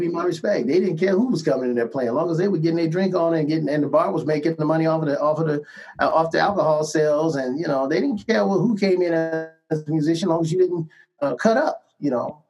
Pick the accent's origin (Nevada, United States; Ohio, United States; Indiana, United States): Ohio, United States; Cleveland; moved away; my hometown, nothing against Cleveland, Ohio